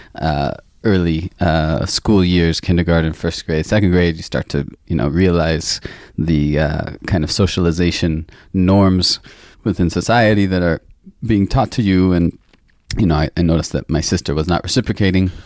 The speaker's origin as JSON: {"language": "English", "area": "the northwest of the United States", "region": "Pacific Northwest", "country": "United States", "tie": "born or raised there", "said": "I grew up in the States, in the northwest part of the country"}